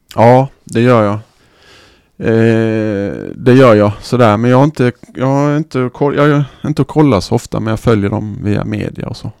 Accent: Sweden; här hemma i Sverige

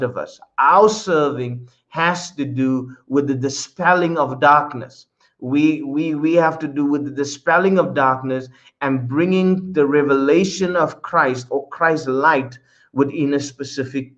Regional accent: South Africa; now in Netherlands; my original nation where I come from, my place of birth, is South Africa

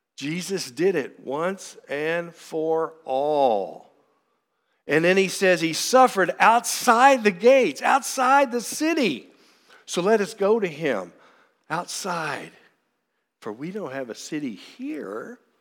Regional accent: Frankfort, Kentucky, United States; also born or lived in Lexington, Kentucky; I am born and raised in Frankfort, Kentucky

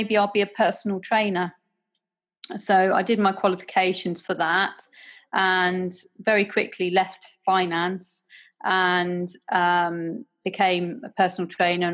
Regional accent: Guernsey; I come from Guernsey in the Channel Islands

